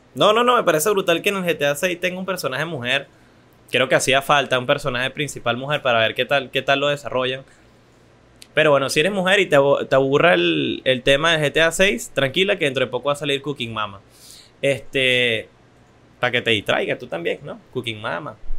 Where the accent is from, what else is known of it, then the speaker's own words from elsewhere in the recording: Venezuela; yo como venezolano, joven, joven adulto venezolano